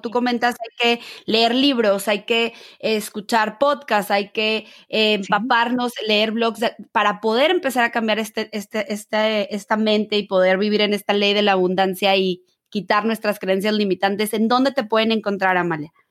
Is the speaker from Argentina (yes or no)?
no; Mexico; yo que soy mexicana